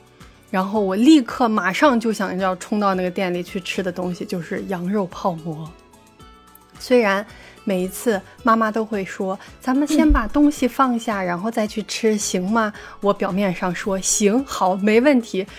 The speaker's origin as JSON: {"language": "Chinese", "town": "Yinchuan", "region": "Ningxia", "country": "China", "tie": "born or raised there", "moved": "yes", "said": "因为我从小在银川长大，吃的就是家乡的味道。"}